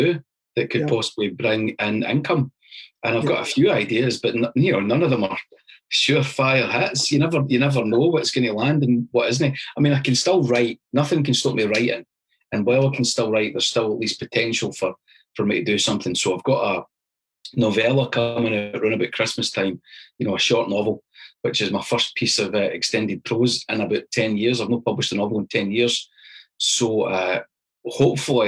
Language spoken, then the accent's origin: English; Falkirk, Scotland, United Kingdom; Born in Falkirk, went to university at Stirling